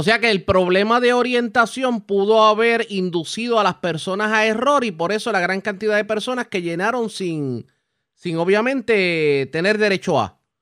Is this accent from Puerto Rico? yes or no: yes; Puerto Rico; nosotros mismos como puertorriqueños